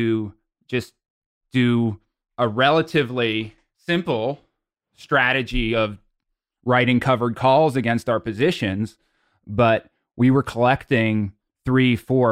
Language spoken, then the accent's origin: English; Pittsburgh, Pennsylvania, United States; moved away as an adult; I kind of moved out of my hometown of Pittsburgh